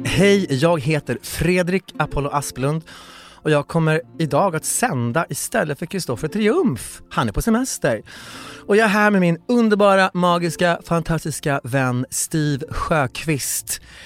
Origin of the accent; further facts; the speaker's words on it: Kiruna, Norrbotten County, Sweden; jag föddes i Kiruna